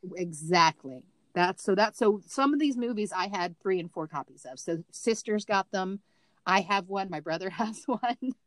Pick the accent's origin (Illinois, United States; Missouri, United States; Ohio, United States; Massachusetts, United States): Missouri, United States; moved away; My bedroom was in the basement because I was from Missouri